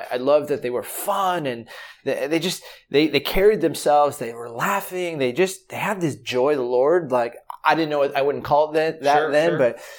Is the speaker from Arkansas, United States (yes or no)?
no; Southern California, United States; moved away as an adult; also born or lived in Michigan / Chicago; I grew up in Southern California.